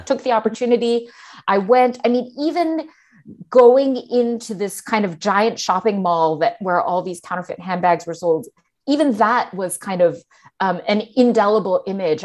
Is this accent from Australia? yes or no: no; Singapore; growing up in Singapore